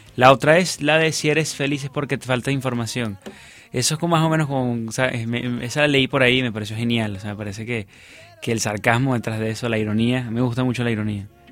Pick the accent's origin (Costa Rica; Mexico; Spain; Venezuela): Venezuela; moved away